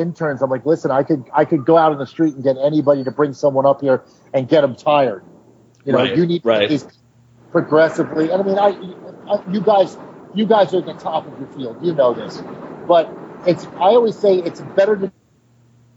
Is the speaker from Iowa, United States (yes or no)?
no; New York, United States; I grew up in the East Village